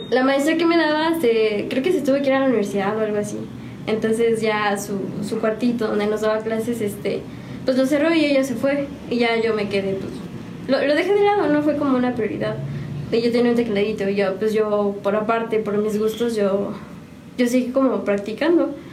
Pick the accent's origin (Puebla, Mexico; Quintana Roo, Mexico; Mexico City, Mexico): Mexico City, Mexico; moved away as an adult; now in San Juan del Río, Mexico; yo soy este, chilanga. Oh, este, genial. Entonces allá de la Ciudad de México, de, de Catepec.